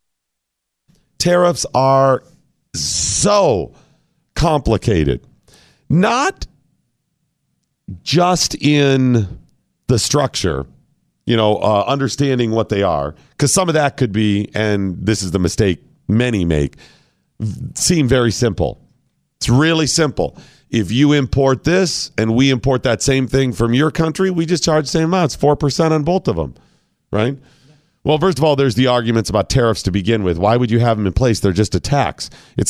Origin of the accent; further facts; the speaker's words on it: United States; I'm an American.